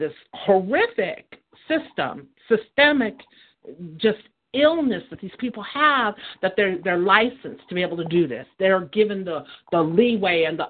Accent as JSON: {"language": "English", "country": "United States", "said": "You're taught as an American"}